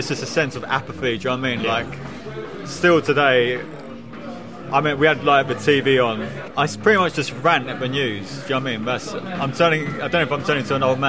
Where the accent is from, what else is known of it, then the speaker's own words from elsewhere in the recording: Bushey, East of England, United Kingdom; I grew up in Bushy, which is kind of like a village close to Watford